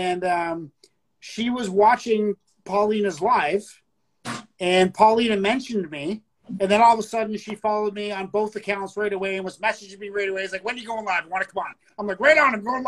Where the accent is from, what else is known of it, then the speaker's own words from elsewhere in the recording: Canada; We speak French up here.